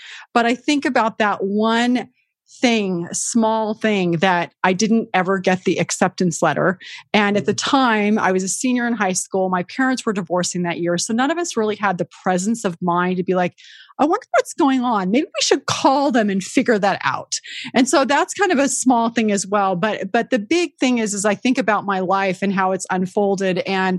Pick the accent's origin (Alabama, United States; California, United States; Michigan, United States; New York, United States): California, United States; San Jose; we're both from San Jose. I went to Leland.